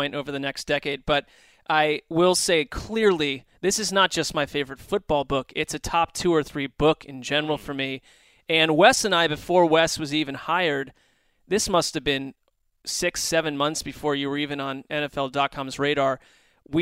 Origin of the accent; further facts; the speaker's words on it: East Coast, United States; I grew up on the East Coast